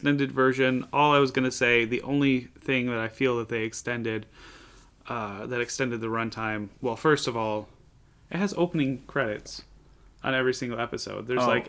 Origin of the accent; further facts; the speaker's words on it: United States; We're American.